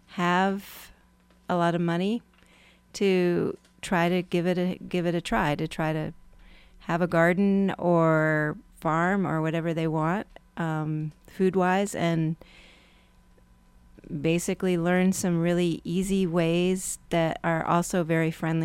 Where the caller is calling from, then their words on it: York, Pennsylvania, United States; Yeah, I'm coming from York, Pennsylvania.